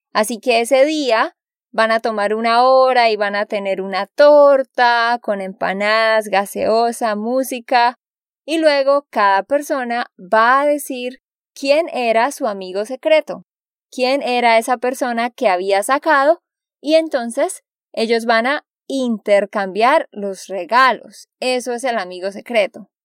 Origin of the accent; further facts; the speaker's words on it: Santander, Colombia; de Santander, Colombia